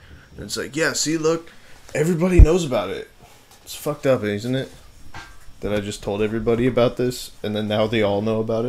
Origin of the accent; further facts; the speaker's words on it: New York, United States; I'm from New York. So up in New York... Hey, man, you gotta keep your own up in New York.